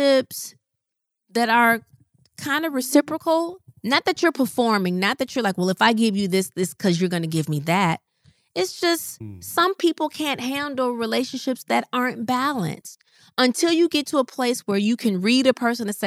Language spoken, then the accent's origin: English; Midwest, United States; moved away as an adult; I didn't move from the Midwest until 2017. I still lived, then I moved about 30 minutes outside of my hometown